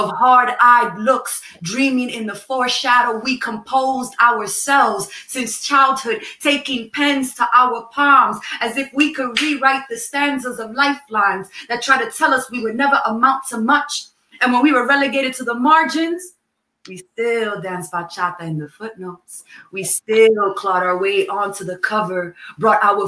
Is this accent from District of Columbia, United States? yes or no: no; New York City, New York, United States; I grew up in Manhattan, in New York City, in a neighborhood that has had many different names and is currently called Morningside Heights